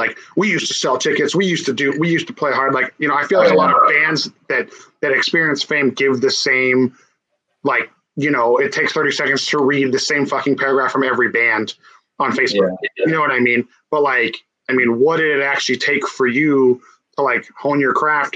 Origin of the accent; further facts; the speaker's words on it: California, United States; growing up in California on the West Coast